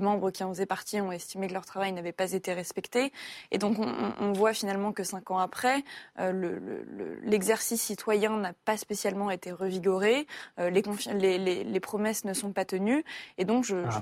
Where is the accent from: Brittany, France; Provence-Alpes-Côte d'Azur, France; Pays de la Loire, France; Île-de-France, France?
Île-de-France, France; Paris; en tant que Parisienne